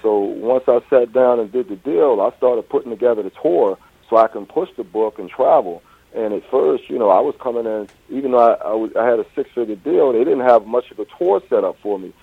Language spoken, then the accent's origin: English; Philadelphia, Pennsylvania, United States; also born or lived in Pittsburgh / Washington, D.C.; I'm from Philadelphia